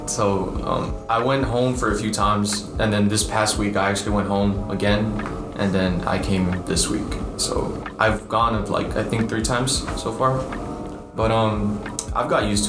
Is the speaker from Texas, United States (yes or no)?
yes; Edinburg, Texas, United States; moved away; Edinburgh, Valley.